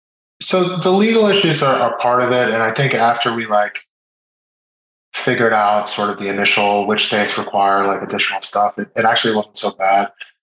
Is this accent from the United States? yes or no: no; Israel; born there; And I was born in Israel, I have an Israeli passport, I speak Hebrew. So I have some family out there.